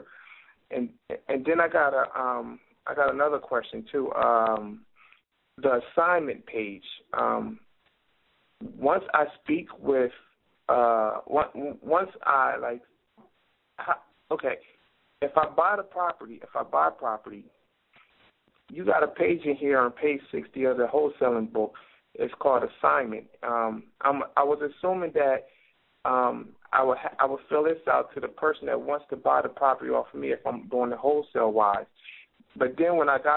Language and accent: English; Wilmington, Delaware, United States; I'm from Wilmington, Delaware.